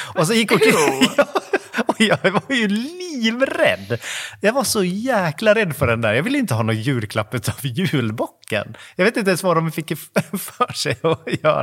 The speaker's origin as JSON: {"language": "Swedish", "town": "Floby", "region": "Västra Götaland", "country": "Sweden", "moved": "yes", "said": "när vi är hemma i Floby"}